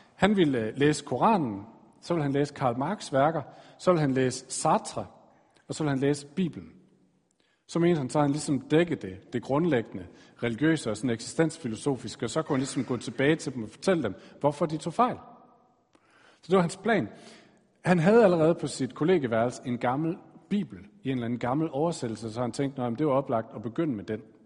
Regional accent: Aarhus, Central Denmark Region, Denmark; Jeg blev født i Aarhus i den her familie.

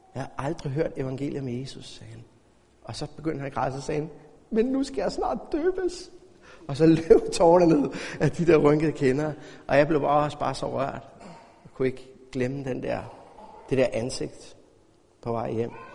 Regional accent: Denmark; som dansker

